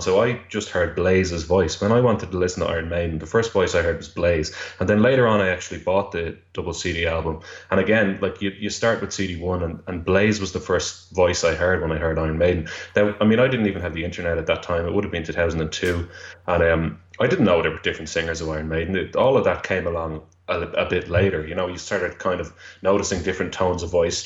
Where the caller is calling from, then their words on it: Dublin, Leinster, Ireland; I'm calling from Dublin, Ireland, at the moment.